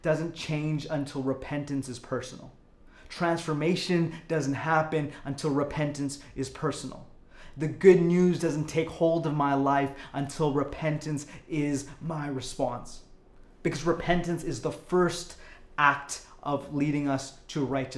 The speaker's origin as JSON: {"language": "English", "town": "Calgary", "region": "Alberta", "country": "Canada", "tie": "born or raised there", "said": "I was born in Calgary"}